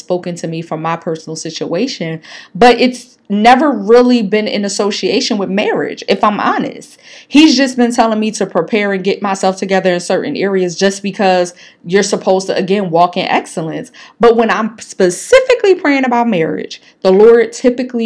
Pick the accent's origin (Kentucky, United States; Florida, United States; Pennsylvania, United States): Pennsylvania, United States; Philadelphia; me growing up in North Philly